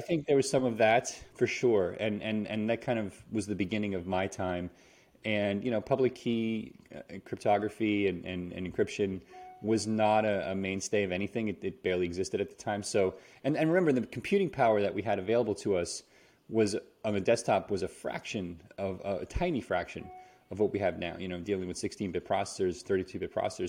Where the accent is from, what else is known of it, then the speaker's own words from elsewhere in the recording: New York City, New York, United States; moved away as an adult; also born or lived in California; I'm from New York City